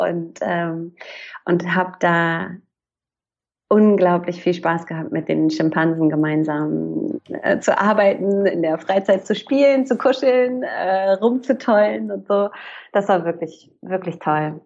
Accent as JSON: {"language": "German", "region": "Hamburg", "country": "Germany", "tie": "born or raised there", "also_born_or_lived": "Pforzheim", "said": "ich bin eigentlich aus Hamburg, da bin ich groß geworden"}